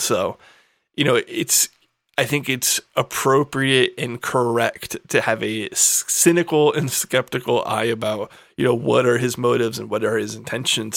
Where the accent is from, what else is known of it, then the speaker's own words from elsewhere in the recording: United States; in this country as an American